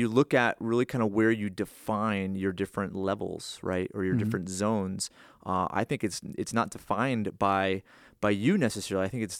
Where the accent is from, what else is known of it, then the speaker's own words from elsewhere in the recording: Northeast, United States; Or I grew up in the Northeast, right?